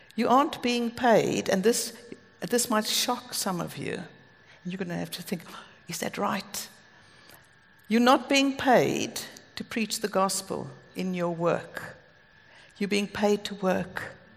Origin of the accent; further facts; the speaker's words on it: Cape Town, Western Cape, South Africa; moved away as an adult; now in United Kingdom; Greg and I come from Cape Town